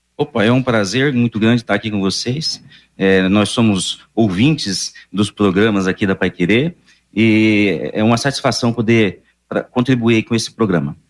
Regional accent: region of São José do Rio Preto, interior of São Paulo, Brazil; moved away as an adult; also born or lived in Maringá; now in Londrina, Brazil; numa cidadezinha do interior, ali pra, na região de São José do Rio Preto

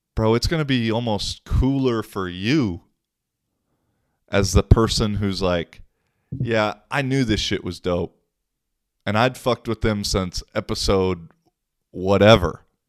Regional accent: Seattle, Washington, United States; now in Finland; I'm from Seattle.

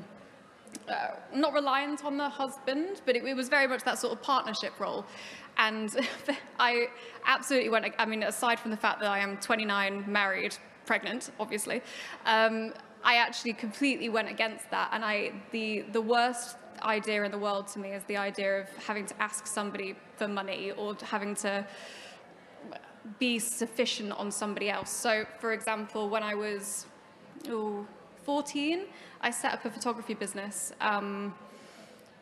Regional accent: Preston, North West England, United Kingdom; I grew up in the Northwest in Preston

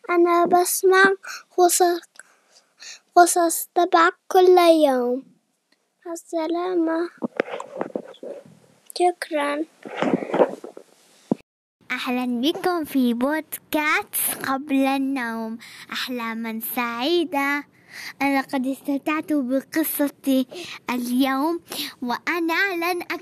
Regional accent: Nablus, West Bank, Palestine; وإحنا من نابلس

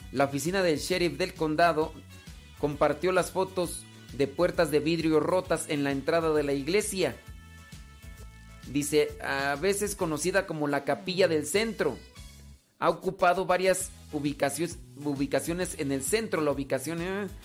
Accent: Guadalajara, Jalisco, Mexico; soy acá de Guadalajara.

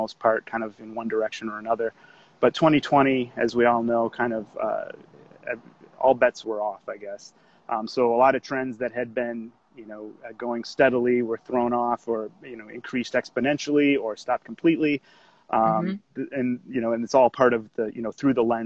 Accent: Kenosha, Wisconsin, United States; moved away; I'm from Kenosha originally, so not too far away from where you guys are

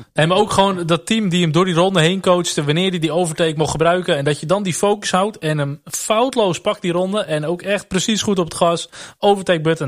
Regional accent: Netherlands; Tuurlijk zijn we Nederlanders

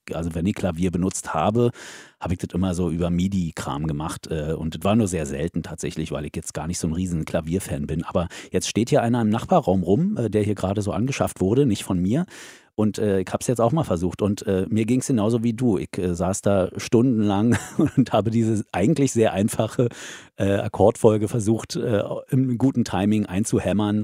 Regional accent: the East, eastern Germany, Germany; moved away as an adult; now in Hesse, Germany; Kommen wir aus dem Osten, wir hatten ja nichts

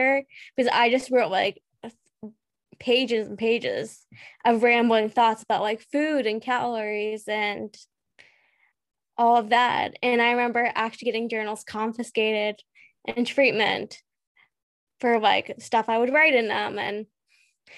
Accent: United States; I'm from the United States.

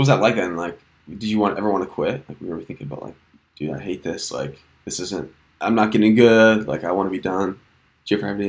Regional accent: Minnesota, United States; I'm from Minnesota, so we would have like nothing for mountains.

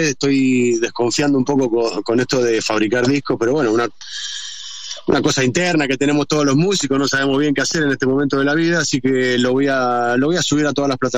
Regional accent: Argentina; Y eso me pone muy contento porque en Argentina no es así. Entonces, eh, así como, como, como metálico argentino, digo que bueno, loco, porque al final … y esa gente hicieron escuela acá.

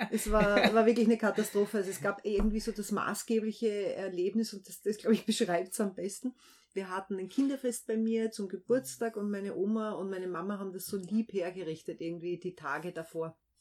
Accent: Vienna Woods, just outside Vienna, Lower Austria, Austria; dort, wo ich aufgewachsen bin, was ich auch wirklich als Heimat bezeichne. Also das ist so eine ganz starke Bindung. Das ist knapp außerhalb von Wien, aber definitiv außerhalb von Wien äh, im Wienerwald

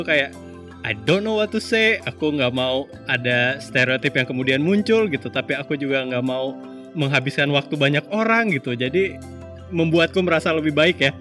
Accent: Singkawang, West Kalimantan, Indonesia; moved away; also born or lived in West Java / Jakarta; aku kan gedenya di Kalimantan ya, di Singkawang, Singkawang Sanggau, daerah Kalimantan Barat

